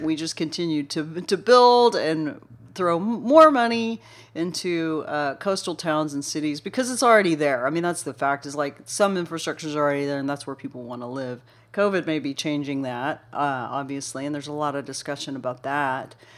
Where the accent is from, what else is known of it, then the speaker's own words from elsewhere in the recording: Dallas-Fort Worth, Texas, United States; growing up in Dallas, Fort Worth